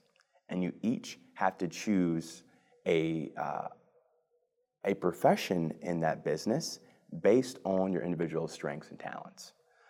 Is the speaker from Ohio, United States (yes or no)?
yes; Cleveland, Ohio, United States; So I was born and raised in the Mount Pleasant neighborhood on the southeast side of Cleveland.